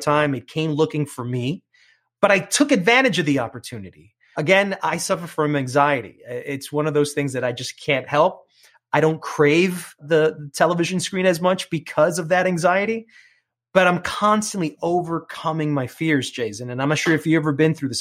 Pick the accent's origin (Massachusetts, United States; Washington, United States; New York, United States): New York, United States; New York City; accent: New York; first language English; I come from Queens